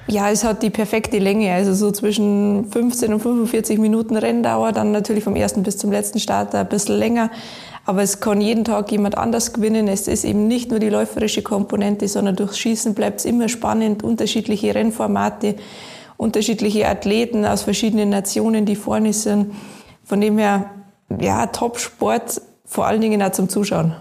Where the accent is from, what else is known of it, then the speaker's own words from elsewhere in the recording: Garmisch-Partenkirchen, Bavaria, Germany; Ich komme aus Garmisch-Partenkirchen, bin aufgewachsen in die Berg und wohne nach wie vor, ich glaube, am schönsten Ort der Welt